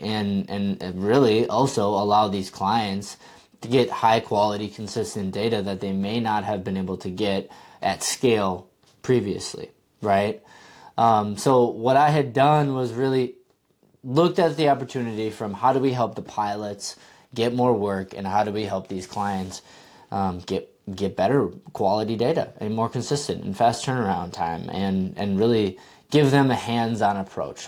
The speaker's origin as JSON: {"language": "English", "region": "Wisconsin", "country": "United States", "tie": "born or raised there", "said": "I'm from Wisconsin, uh, and I grew up only about fifteen minutes from the course"}